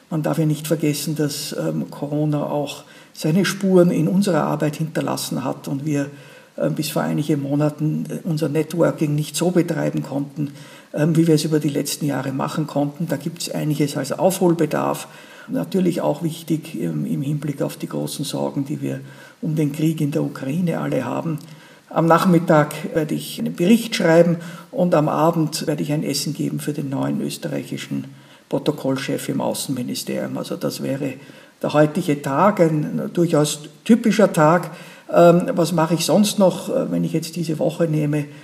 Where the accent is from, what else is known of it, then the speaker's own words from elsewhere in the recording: Liechtenstein; ja, bei uns in Liechtenstein bleiben wir länger auf, ähm, auf dem Posten.